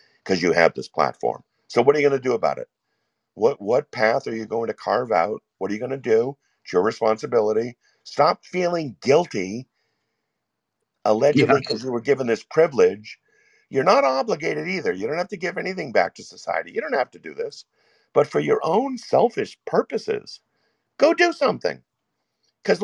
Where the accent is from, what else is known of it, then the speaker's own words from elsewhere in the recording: United States; I was born in America in 1959